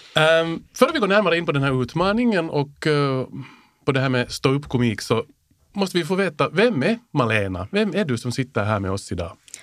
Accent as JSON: {"language": "Swedish", "town": "Helsinki", "region": "Uusimaa", "country": "Finland", "accent": "Finland Swedish", "said": "en sån här Helsingforsbo som jag"}